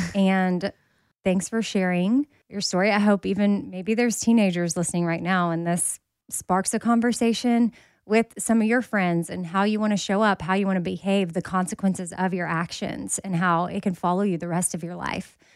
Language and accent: English; Texas, United States; I'm from Texas